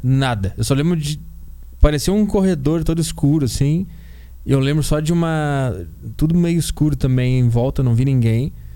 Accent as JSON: {"language": "Portuguese", "town": "Porto Alegre", "region": "Rio Grande do Sul", "country": "Brazil", "moved": "yes", "said": "eu sou de Porto Alegre lá"}